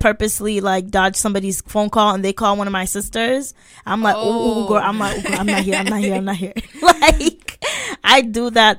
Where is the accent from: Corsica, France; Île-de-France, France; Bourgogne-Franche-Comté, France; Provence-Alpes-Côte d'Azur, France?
Île-de-France, France; Paris; the tea is silent because I am from France, Parisian.